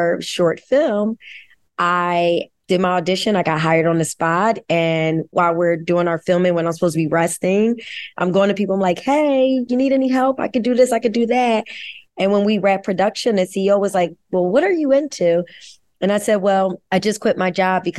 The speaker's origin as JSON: {"language": "English", "town": "Philadelphia", "region": "Pennsylvania", "country": "United States", "tie": "born or raised there", "said": "I'm born and raised in Philadelphia, grew up uptown, still live uptown"}